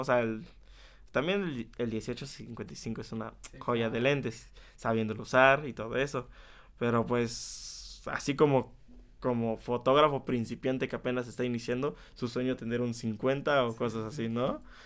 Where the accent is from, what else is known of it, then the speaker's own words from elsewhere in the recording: Chapulco, Puebla, Mexico; also born or lived in Tehuacán, Puebla; nací en Tehuacán, pero toda mi vida he vivido, toda mi vida he vivido en Chapulco, es un pueblo que, que está como a 30